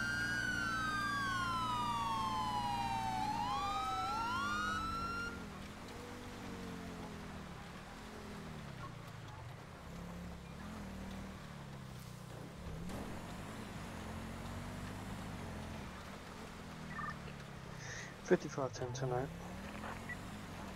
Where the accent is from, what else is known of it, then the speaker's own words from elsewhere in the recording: the Carolinas, United States; I'm from the Carolinas